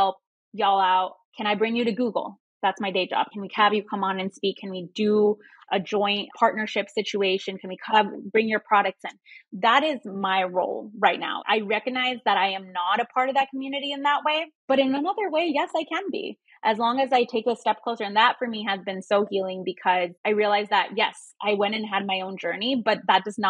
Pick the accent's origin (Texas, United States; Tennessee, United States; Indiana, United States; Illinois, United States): Illinois, United States; Chicago; first language Spanish; English is a second language; moved away as an adult; I just moved back to Chicago. I've been out of my hometown for 10 years and I just moved back